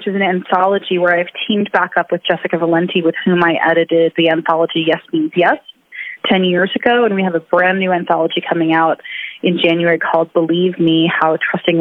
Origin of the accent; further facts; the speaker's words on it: Jersey Shore, New Jersey, United States; moved away as an adult; also born or lived in Connecticut; now in Boston, United States; I grew up in suburban New Jersey. I grew up on the Jersey Shore